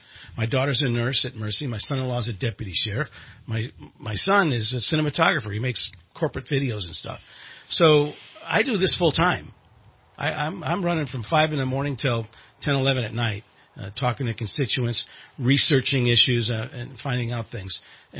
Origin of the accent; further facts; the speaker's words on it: California, United States; I come from Southern California.